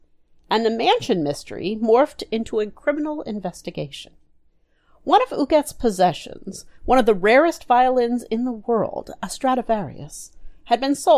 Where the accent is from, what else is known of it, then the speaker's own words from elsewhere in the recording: the South, United States; accent: southern; my southern accent